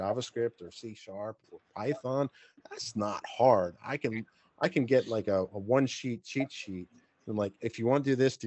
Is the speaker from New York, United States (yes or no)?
yes; New York, United States; accent: New York; my New York accent